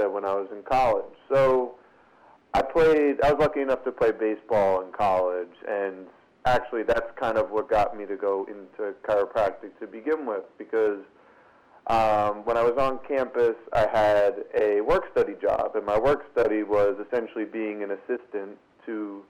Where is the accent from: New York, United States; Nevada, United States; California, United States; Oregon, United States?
New York, United States; New York City; I'm from Brooklyn, New York. And both of my parents were kind of born and raised here